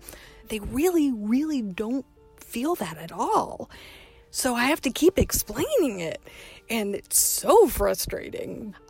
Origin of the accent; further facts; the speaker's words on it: the South, United States; I grew up in the South. You're not supposed to do that.